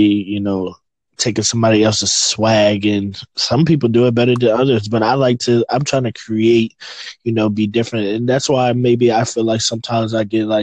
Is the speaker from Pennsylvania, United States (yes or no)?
no; North Carolina, United States; now in Richmond, Virginia, United States; I'm from Richmond, Virginia. Well, that's where I'm located now. I'm originally from North Carolina